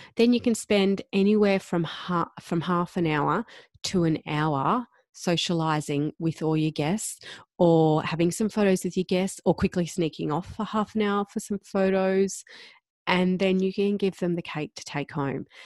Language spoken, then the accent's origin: English; Gold Coast, Queensland, Australia; moved away; also born or lived in Perth; I'm from the Gold Coast and we were living in Perth